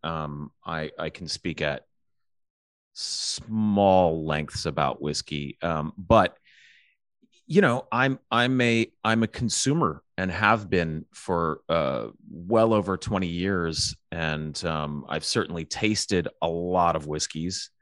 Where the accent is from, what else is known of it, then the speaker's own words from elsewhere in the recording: Alabama, United States; I grew up in the South. I grew up in Alabama